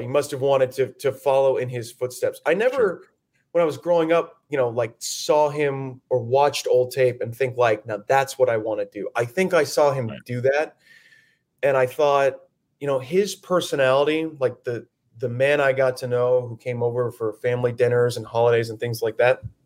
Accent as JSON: {"language": "English", "town": "Phoenix", "region": "Arizona", "country": "United States", "tie": "born or raised there", "moved": "as an adult", "said": "It's it's my hometown. I love, you know, the Phoenix Scottsdale area"}